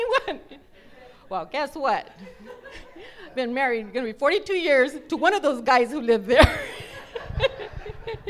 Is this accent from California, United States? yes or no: yes; Los Angeles, California, United States; I was born in East L.A., but I was like 3 or 4, we moved to West L.A.